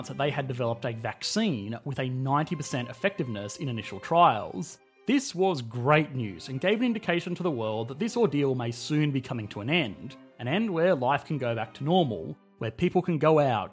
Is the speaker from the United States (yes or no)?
no; Australia; I am an Australian